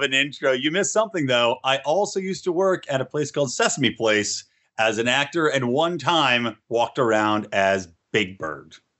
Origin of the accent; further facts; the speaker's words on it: California, United States; in my home state of California